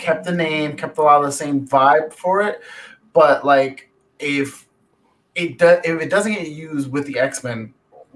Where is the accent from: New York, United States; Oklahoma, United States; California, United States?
New York, United States; New York City; I'm from the Bronx